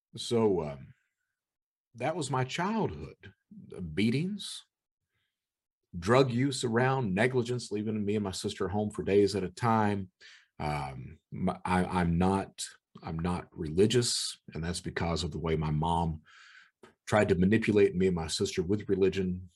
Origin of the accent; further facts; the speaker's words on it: Eastern Kentucky, United States; I was born in Eastern Kentucky. My mother was a criminal